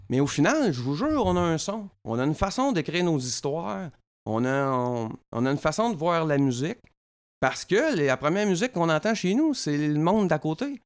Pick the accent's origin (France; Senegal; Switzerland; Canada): Canada; Drummondville, Quebec; je viens de Drummondville. Chez nous, là, c'est populaire en tabaslac, la musique